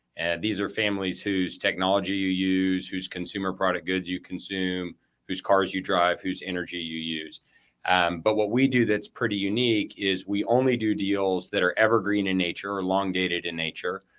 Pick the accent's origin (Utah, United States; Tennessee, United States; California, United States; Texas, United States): Texas, United States; El Paso; now in Austin, United States; I was born and raised in West Texas in El Paso